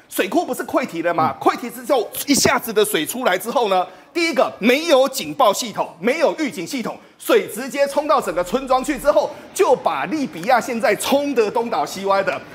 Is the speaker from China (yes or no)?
no; Taiwan; 我们台湾人